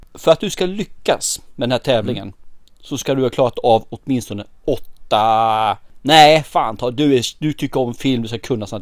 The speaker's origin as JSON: {"language": "Swedish", "country": "Sweden", "said": "vi svenskar"}